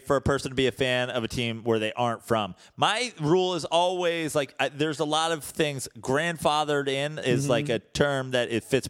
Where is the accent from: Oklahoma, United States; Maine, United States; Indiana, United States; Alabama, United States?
Oklahoma, United States; My issue is always like, I'm from Oklahoma. We don't have any professional sports teams.